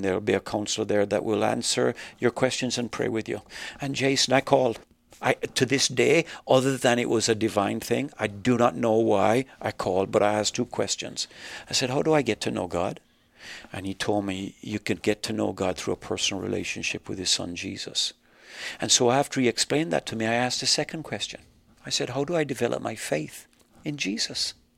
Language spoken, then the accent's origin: English; Jamaica; also born or lived in Canada; now in United States; I was just talking about growing up in Jamaica.